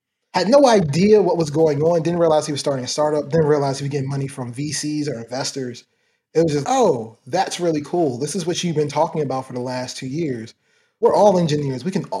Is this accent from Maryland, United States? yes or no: yes; Baltimore, Maryland, United States; I grew up in Baltimore, Maryland. Started in early parts of my childhood. I was in Baltimore City. Then my family moved out to Baltimore County.